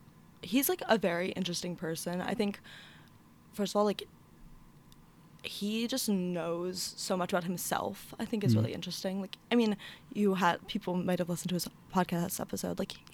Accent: Philadelphia suburbs, Pennsylvania, United States; moved away as an adult; also born or lived in Zurich, Switzerland; now in Charlottesville, United States; I'm a first year at the University of Virginia. Mm-hmm. I'm from the Philly suburbs. I live in Bonnycastle

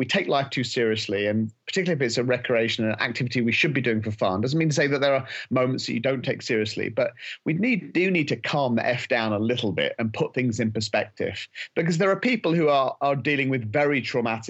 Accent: England, United Kingdom; we're both British. I'm English

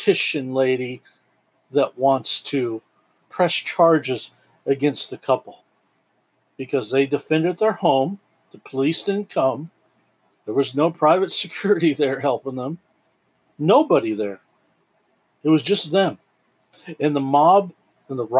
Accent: United States; as an American

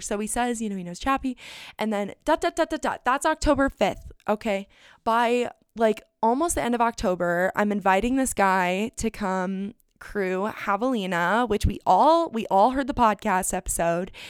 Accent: Phoenix, Arizona, United States; I come home from Europe, and I'm back in Phoenix, and I've been in Phoenix for all of maybe five days

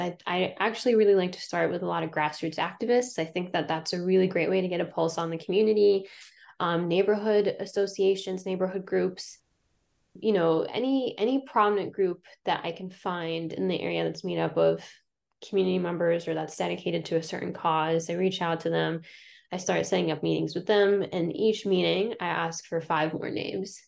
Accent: Ohio, United States; moved away as an adult; also born or lived in Lebanon / Albany, New York / Houston, Texas; now in Philadelphia, United States; So I'm from Lebanon, but I grew up in Ohio

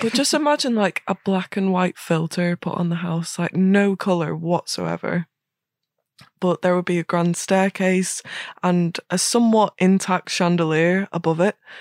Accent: Northern Ireland, United Kingdom; I'm Northern Irish

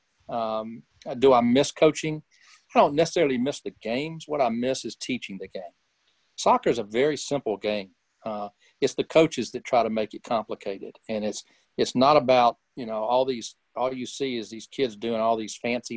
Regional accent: Birmingham, Alabama, United States; also born or lived in Oklahoma; I was born and raised in Birmingham, and only left twice, once to go to Oklahoma and once to go in the Army

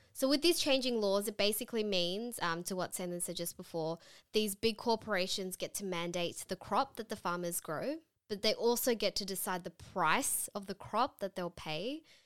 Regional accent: Sydney, New South Wales, Australia; we're from Sydney in Australia.

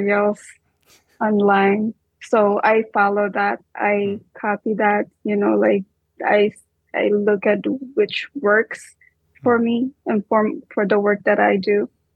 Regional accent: Lipa, Calabarzon, Philippines; moved away as an adult; also born or lived in Israel; now in New York City, United States; I was born in Lipa City, Batangas.

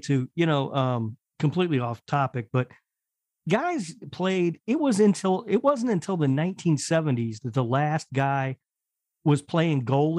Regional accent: Indianapolis, Indiana, United States; Doug Jones from my hometown of Indianapolis, Indiana.

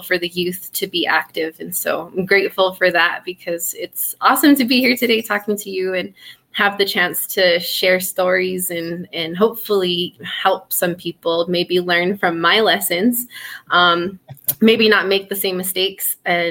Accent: Laguna, New Mexico, United States; I'm from Pueblo of Laguna and have had a great, you know, upbringing there

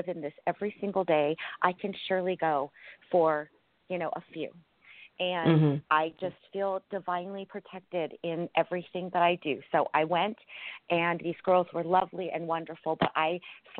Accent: California, United States; my hometown in California

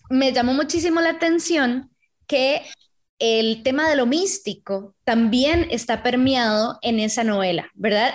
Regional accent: Tres Ríos, Cartago, Costa Rica; ambas somos de Tres Ríos.

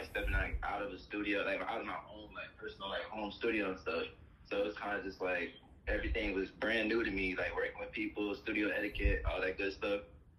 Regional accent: Jacksonville, Florida, United States; I'm from Jacksonville, Florida.

